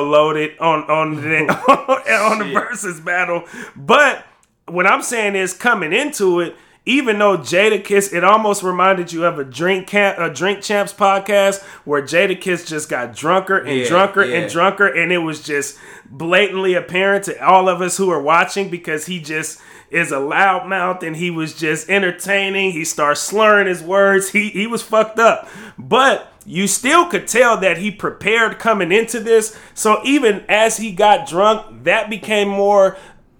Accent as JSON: {"language": "English", "region": "West Coast", "country": "United States", "said": "I'm from the West Coast"}